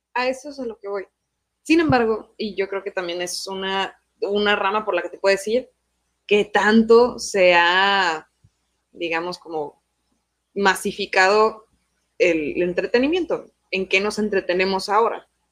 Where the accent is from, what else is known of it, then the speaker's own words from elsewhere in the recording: Mexico; Yo tuve dos maestros en México, porque yo crecí en México